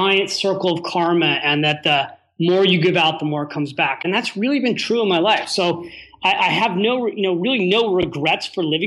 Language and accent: English; California, United States; I was from California.